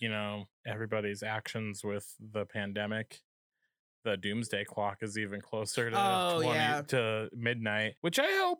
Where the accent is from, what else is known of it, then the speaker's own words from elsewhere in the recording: Chicago, Illinois, United States; I'm from Chicago.